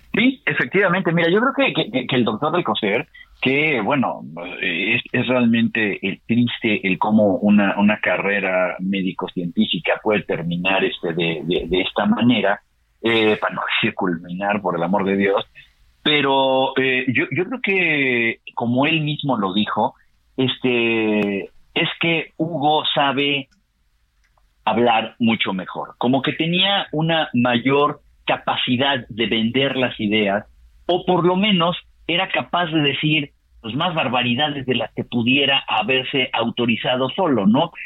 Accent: Mexico

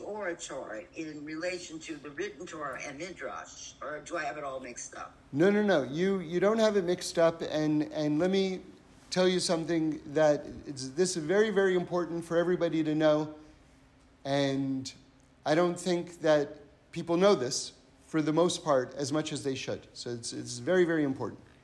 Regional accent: New York, United States; I come from New York

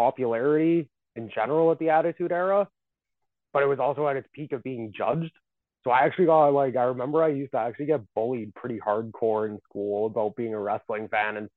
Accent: Calgary, Alberta, Canada; I'm from Calgary, is where I'm originally from.

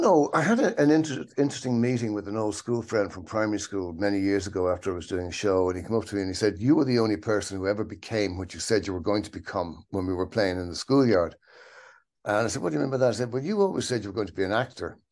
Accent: Dublin, Leinster, Ireland; grew up in Dublin, in Ireland.

